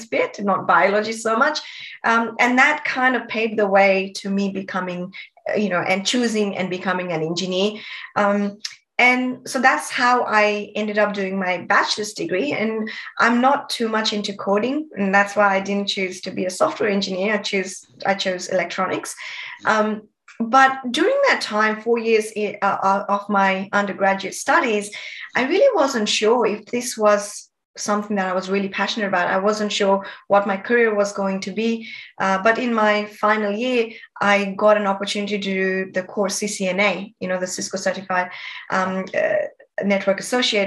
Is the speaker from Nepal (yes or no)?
yes; Nepal; moved away as an adult; now in Sydney, Australia; I was born and brought up in Nepal